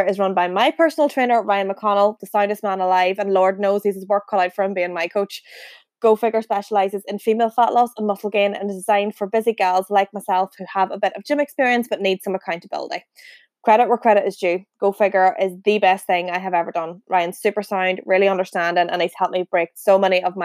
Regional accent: County Fermanagh, Northern Ireland, United Kingdom; we're both from Evanstown and County Fermanagh originally

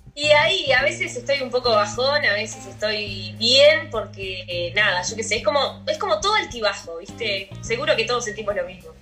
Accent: Uruguay; also born or lived in Brazil

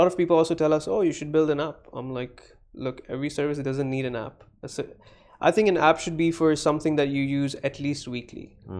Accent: Dubai, United Arab Emirates; I'm born in Dubai.

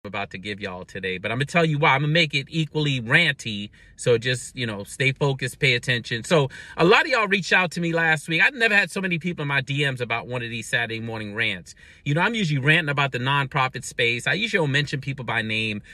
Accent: Brooklyn, New York, United States; growing up in Brooklyn

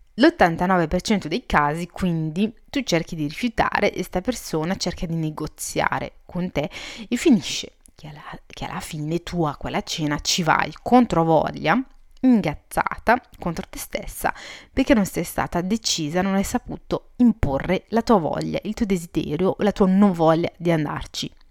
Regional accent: Italy; also born or lived in Morocco (ancestry); sono, eh, marocchina di origini e sono cresciuta in Italia

